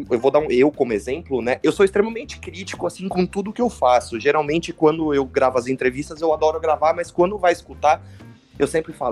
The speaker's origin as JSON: {"language": "Portuguese", "town": "Osasco", "region": "São Paulo", "country": "Brazil", "tie": "born there", "lives_now": "São Paulo, Brazil", "said": "Não, eu sou nascido em Osasco e eu moro hoje em São Paulo."}